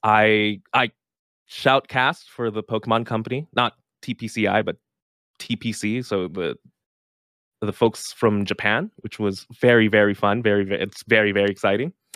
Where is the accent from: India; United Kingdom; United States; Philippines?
Philippines; I'm from the Philippines